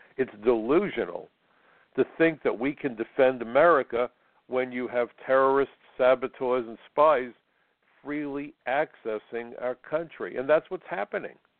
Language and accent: English; New York, United States; as an American, as a New Yorker, as a retired agent